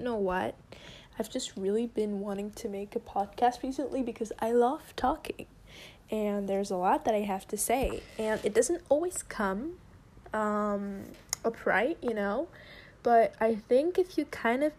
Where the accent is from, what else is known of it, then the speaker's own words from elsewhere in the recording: France; first language French; English is a second language; I'm French, okay? English isn't my first language. French is my first language.